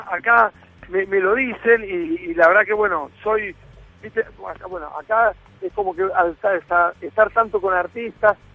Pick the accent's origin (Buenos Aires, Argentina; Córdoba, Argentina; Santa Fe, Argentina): Santa Fe, Argentina; Rosario; moved away as an adult; now in Miami, United States; yo siempre con mi bandera de Rosanino por delante